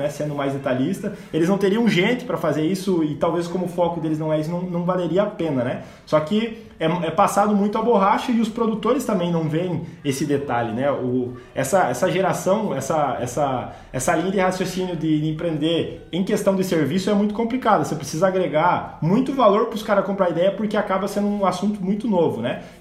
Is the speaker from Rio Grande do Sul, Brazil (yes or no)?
yes; Rio Grande do Sul, Brazil; moved away as an adult; Logo que eu vim do Rio Grande do Sul para cá, em 2018